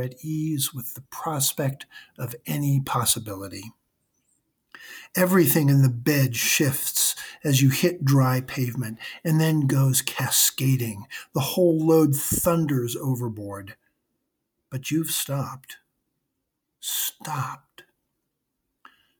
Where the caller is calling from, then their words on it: South Burlington, Vermont, United States; I'm calling from South Burlington, Vermont